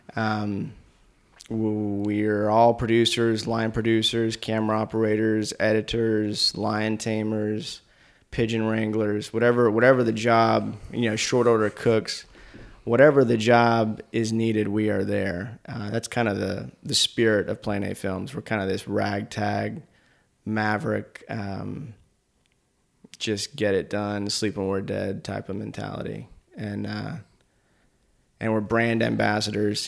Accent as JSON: {"language": "English", "town": "Asheville", "region": "North Carolina", "country": "United States", "tie": "born or raised there", "also_born_or_lived": "Richmond, Virginia", "said": "I was born in Richmond, but because my mom was now a single mom, she moved to Asheville to be closer to her parents, my grandparents. So that's how I ended up in Asheville"}